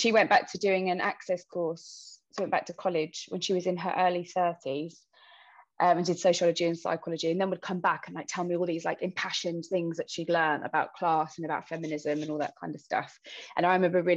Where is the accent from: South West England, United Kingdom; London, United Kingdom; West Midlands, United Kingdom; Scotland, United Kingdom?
London, United Kingdom; I grew up in London. Our family was quite big Irish immigrants